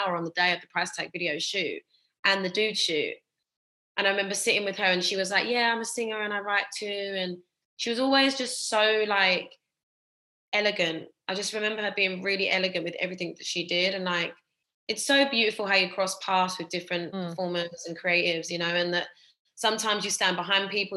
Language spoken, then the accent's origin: English; London, United Kingdom; also born or lived in Essex; I'm from Essex, like, you know, I'm a London born and bred.